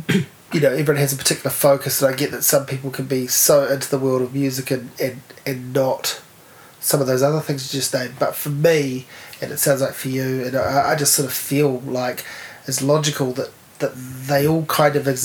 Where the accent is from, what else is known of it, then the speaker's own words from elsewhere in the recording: Dunedin, Otago, New Zealand; Dunedin. Came from Dunedin.